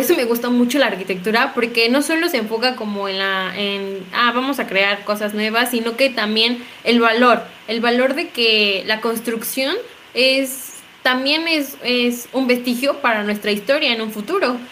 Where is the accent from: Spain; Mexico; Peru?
Mexico; aquí en México